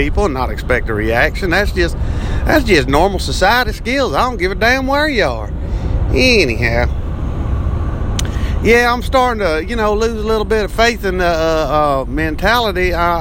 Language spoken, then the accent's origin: English; Texas, United States; accent: redneck; I am from Texas